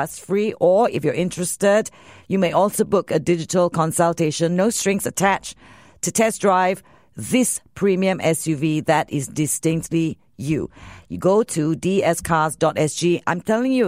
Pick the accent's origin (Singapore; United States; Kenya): Singapore; we're Singaporean